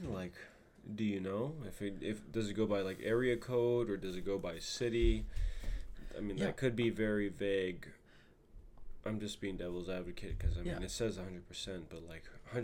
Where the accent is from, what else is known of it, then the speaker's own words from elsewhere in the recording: West Coast, United States; we're from the West Coast, so we probably get more rain than snow